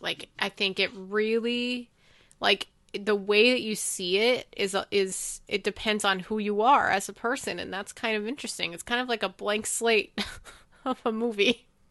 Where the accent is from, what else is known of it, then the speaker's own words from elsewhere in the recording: United States; as an American